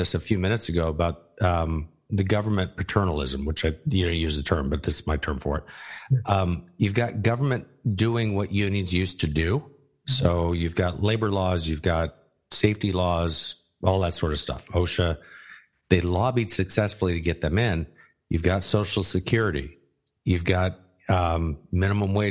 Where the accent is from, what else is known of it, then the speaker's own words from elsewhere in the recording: Arizona, United States; I grew up in Arizona